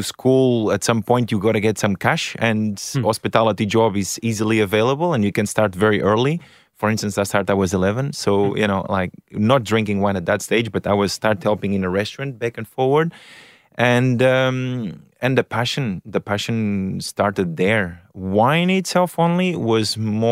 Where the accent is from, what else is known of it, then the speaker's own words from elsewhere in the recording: Portugal; now in Australia; originally Portugal. Yeah, parents are Portuguese.